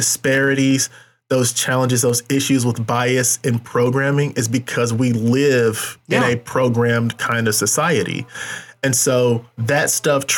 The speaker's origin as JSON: {"language": "English", "region": "North Carolina", "country": "United States", "moved": "yes", "lives_now": "Kansas City, United States", "said": "I'm from North Carolina, specifically the Triad, High Point, Winston-Salem, Greensboro."}